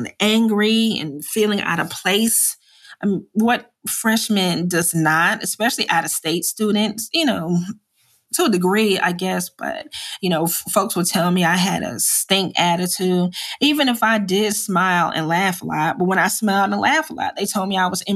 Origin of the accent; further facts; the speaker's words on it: New Jersey, United States; moved away as an adult; I'm from Jersey